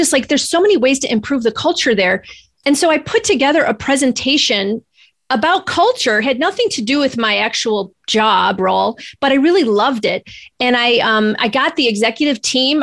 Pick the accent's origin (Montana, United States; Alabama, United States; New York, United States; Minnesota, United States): New York, United States; Rochester; I am from Rochester, New York, originally grew up near Canada